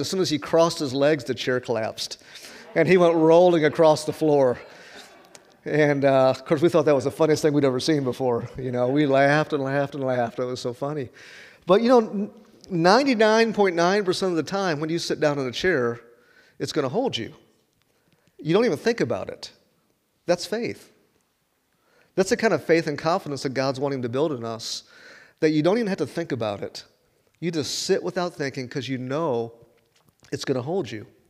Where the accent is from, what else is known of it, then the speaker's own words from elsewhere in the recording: Chicago, Illinois, United States; moved away as an adult; also born or lived in Chattanooga, Tennessee; I'm from Chicago